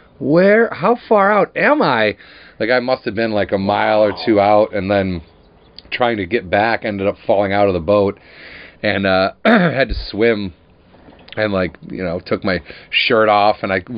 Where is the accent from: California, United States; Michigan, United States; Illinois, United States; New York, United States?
Illinois, United States; moved away as an adult; also born or lived in northern Wisconsin; I'm from Illinois